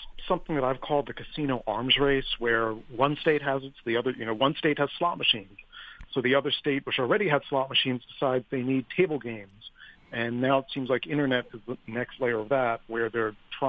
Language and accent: English; Atlantic City, New Jersey, United States; Atlantic City, my hometown